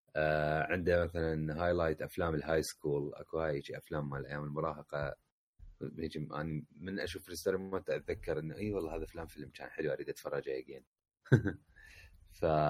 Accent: Baghdad, Baghdad Governorate, Iraq; now in Jordan; واحنا من بغداد

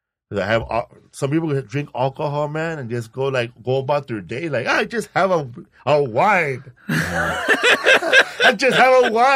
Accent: Los Angeles, California, United States; I grew up in Pico Aliso.

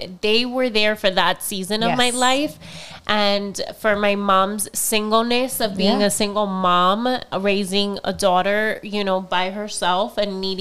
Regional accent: Florida, United States; moved away; I grew up in Florida

